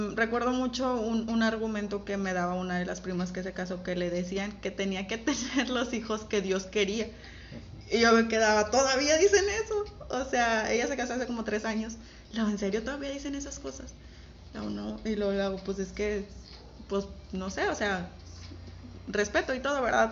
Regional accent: Camargo, Mexico; moved away; de donde yo vengo, como es algo muy pequeño

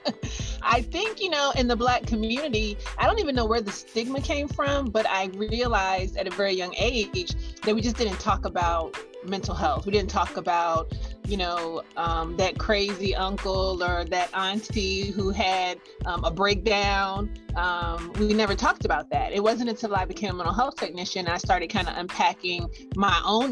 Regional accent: Virginia, United States; also born or lived in South Carolina; now in Greenville, United States; I'm originally from Virginia

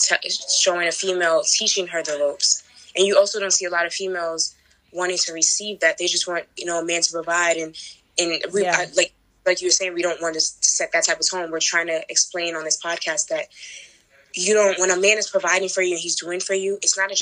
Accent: Jamaica; Sometimes people don't notice that I'm Jamaican. They say either you're Haitian or half Dominican.

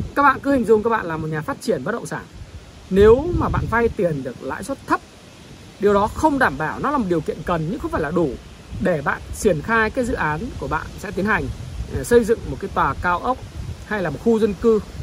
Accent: Northern Vietnam, Vietnam; accent: Northern (giọng Bắc); khi mà tôi nói chuyện thì giọng tôi giọng Bắc

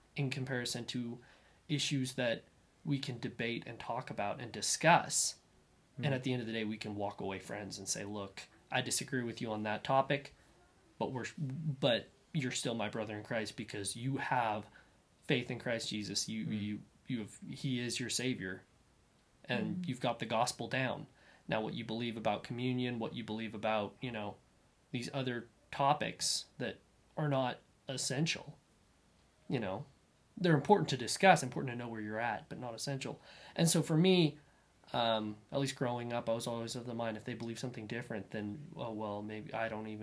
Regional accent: northwestern Kansas, United States; I'm from Kansas, and so northwestern Kansas, and where the wind blows all the time.

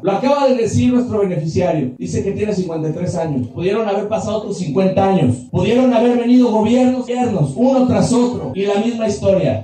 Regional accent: San Antonio, San Luis Potosí, Mexico; San Antonio somos hombres y mujeres de gran corazón

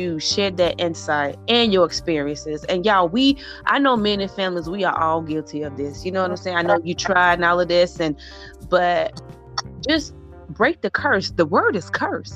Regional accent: South Carolina, United States; y'all know I'm from the South. I'm South Carolina

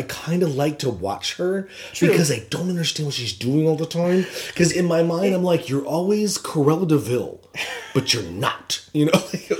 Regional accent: United States; because as Americans

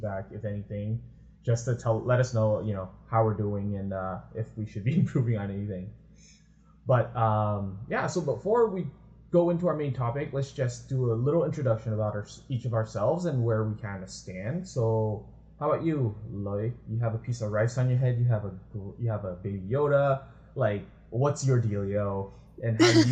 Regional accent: San Francisco, California, United States; now in Toronto, Canada; I grew up in the States, the US of A, in shiny, sunny California, San Francisco, the Bay Area.

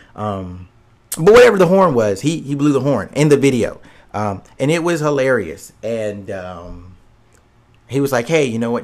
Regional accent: United States; we're Americans

